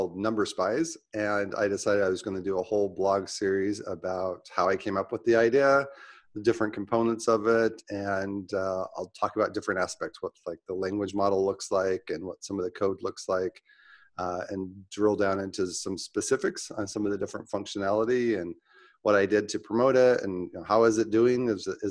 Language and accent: English; Utah, United States; now in Phoenix, United States; I grew up in Utah